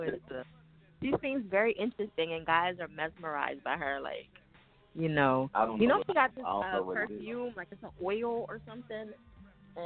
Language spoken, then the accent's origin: English; New Jersey, United States; I'm from Jersey